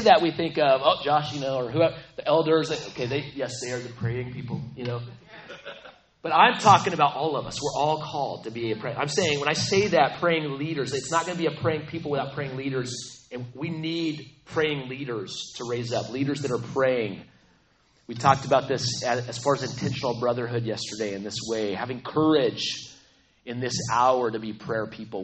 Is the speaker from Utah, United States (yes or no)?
no; Aztec, New Mexico, United States; I grew up in New Mexico, so I'm I'm from New Mexico, the land of enchantment. It's the place, little town called Aztec, only 6,500